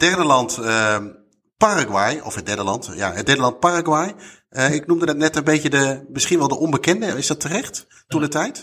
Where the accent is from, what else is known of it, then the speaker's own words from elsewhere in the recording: Netherlands; wij als Nederlanders